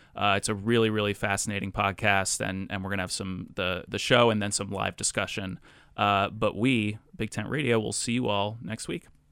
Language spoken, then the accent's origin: English; Rhode Island, United States; my home state of Rhode Island